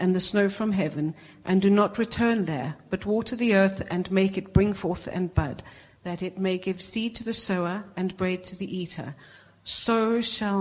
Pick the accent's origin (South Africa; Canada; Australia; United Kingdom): South Africa; moved away; I'm originally South African.